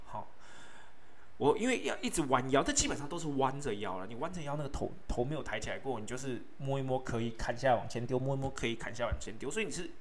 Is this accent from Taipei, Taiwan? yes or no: yes; Taipei, Taiwan; moved away as an adult; also born or lived in Yilan / Brisbane; 我是在台北土生土长的小孩，但是我在伊朗读的五专，我们学校叫复兴文专